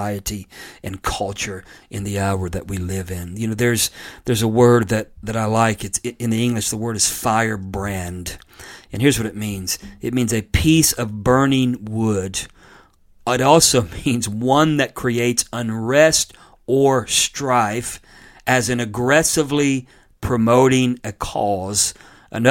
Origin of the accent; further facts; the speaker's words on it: United States; I'm an American born in the United States of America